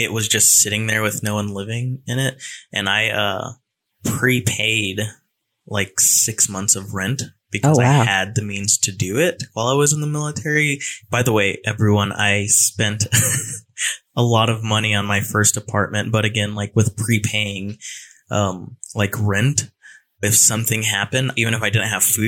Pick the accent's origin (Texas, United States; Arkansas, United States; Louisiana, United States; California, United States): California, United States; moved away as an adult; now in Raleigh, United States; a Cali boy coming over to Raleigh, North Carolina, where I know absolutely no one